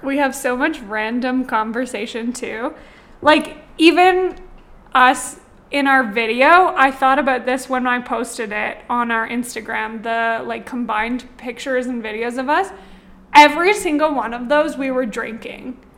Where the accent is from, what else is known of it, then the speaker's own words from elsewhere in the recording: Ontario, Canada; now in Calgary, Canada; I'm from Ontario originally